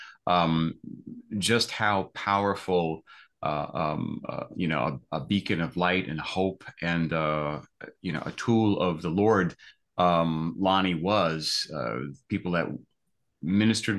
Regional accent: East Coast, United States; I grew up on the East Coast, pretty much as a Roman Catholic kid.

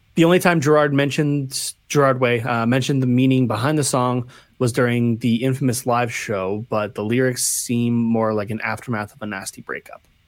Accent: Canada; being Canadian

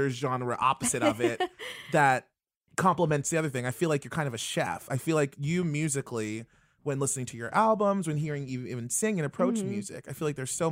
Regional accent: Maryland, United States; growing up in Maryland

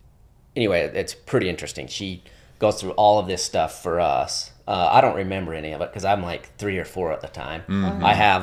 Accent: Sandy, Utah, United States; born there; So, yeah, I was born up in Sandy, Utah.

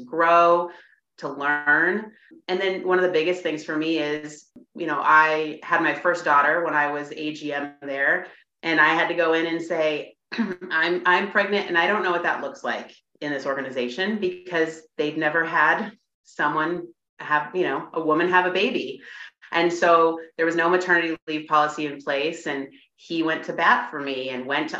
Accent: Washington, United States; moved away; I was from Washington

